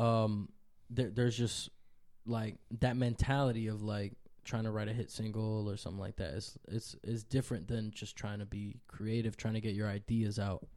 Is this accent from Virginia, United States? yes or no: no; New York City, New York, United States; also born or lived in Dominican Republic; I was born in New York City, but it just so happened that my mom was here.